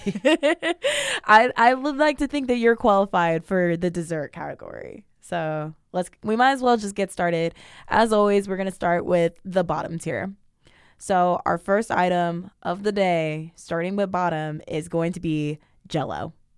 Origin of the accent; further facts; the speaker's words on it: Sacramento, California, United States; I'm not from Central California. I'm from NorCal.